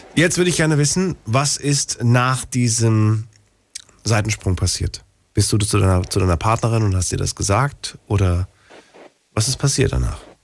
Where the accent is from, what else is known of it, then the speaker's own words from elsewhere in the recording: Frankfurt, Hesse, Germany; in Frankfurt, da bin ich ja groß geworden